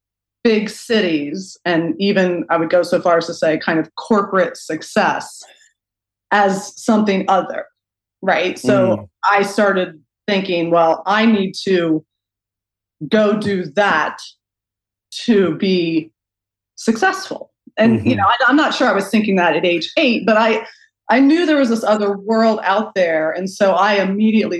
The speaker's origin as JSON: {"language": "English", "town": "Chandlersville", "region": "Ohio", "country": "United States", "tie": "born or raised there", "said": "I grew up outside of Zanesville, Ohio, in Chandlersville, on this big, beautiful farm"}